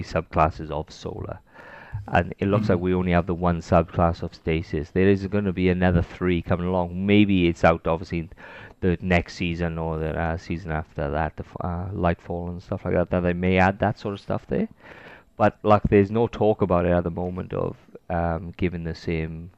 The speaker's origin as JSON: {"language": "English", "region": "Wales", "country": "United Kingdom", "accent": "Welsh", "said": "I am Welsh. I do have an accent."}